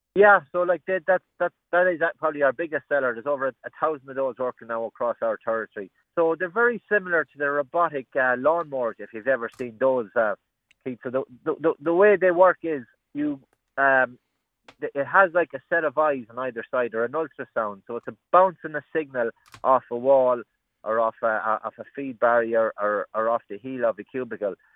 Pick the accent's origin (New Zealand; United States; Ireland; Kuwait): Ireland; Roscommon, Connacht; I'm from Roscommon